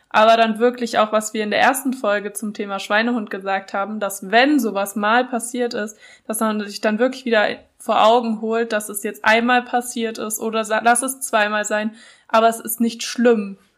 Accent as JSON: {"language": "German", "area": "Franconia", "region": "Bavaria", "country": "Germany", "said": "also ich komme ja aus Franken, wir suchen immer nach Gründen zum Feiern, damit wir wieder Wein trinken können"}